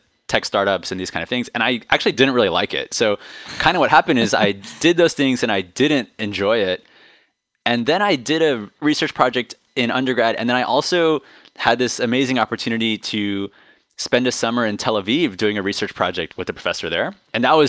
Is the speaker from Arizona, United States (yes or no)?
no; Silicon Valley, California, United States; now in New York City, United States; I was born and raised in Silicon Valley